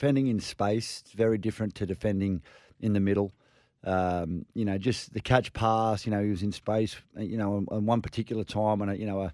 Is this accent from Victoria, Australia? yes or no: no; Queensland, Australia; I'm a Queenslander through and through